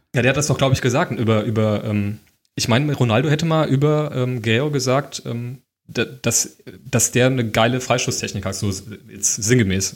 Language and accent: German; Giessen, Hesse, Germany; ich komme aus Gießen